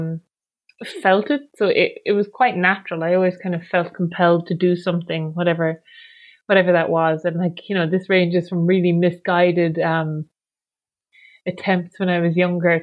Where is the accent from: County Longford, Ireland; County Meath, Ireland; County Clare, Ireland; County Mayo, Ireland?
County Mayo, Ireland; Achill Island; I'm from Achill Island